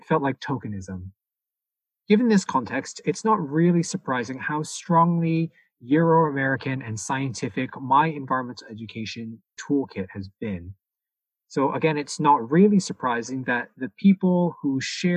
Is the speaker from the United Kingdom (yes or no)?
no; Toronto, Ontario, Canada; I was born and raised in the city of Toronto